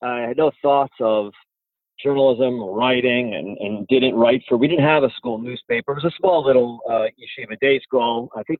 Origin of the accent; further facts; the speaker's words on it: Providence, Rhode Island, United States; So I grew up in Providence. My father was a professor at Brown University. My mother sold life insurance.